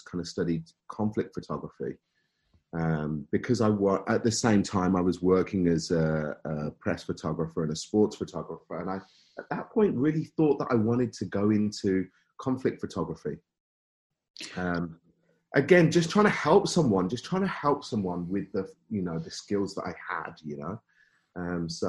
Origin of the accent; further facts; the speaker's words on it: Birmingham, West Midlands, United Kingdom; accent: Brummie; moved away as an adult; now in Canada; You can probably hear a bit of Brummy in my accent maybe somewhere